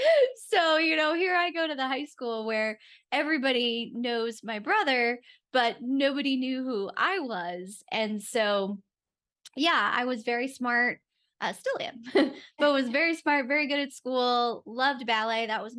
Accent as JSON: {"language": "English", "town": "Rochester", "region": "New York", "country": "United States", "tie": "born or raised there", "also_born_or_lived": "Jacksonville, Florida", "moved": "as an adult", "said": "So I grew up in Rochester, New York. So that is just on Lake Ontario"}